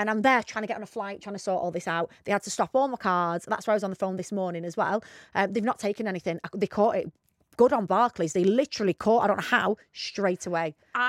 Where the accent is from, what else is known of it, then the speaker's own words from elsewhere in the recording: Bacup, North West England, United Kingdom; I'm not even from Rochdale. I'm from near there, but anyway.